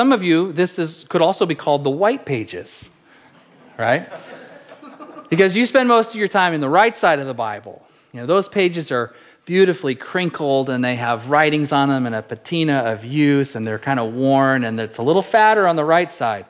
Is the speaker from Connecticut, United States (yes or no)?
no; Apple Valley, California, United States; growing up in Southern California, in Apple Valley, California